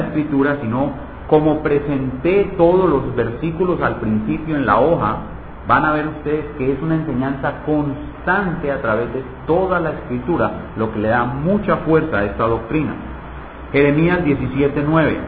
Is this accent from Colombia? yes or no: yes; Medellín, Antioquia, Colombia; moved away; allá en Medellín, en mi tierra